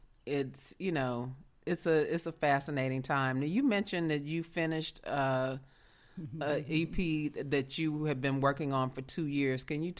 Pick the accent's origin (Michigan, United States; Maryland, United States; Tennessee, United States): Tennessee, United States; Memphis; I'm from Beale Street. I'm from Memphis, Tennessee.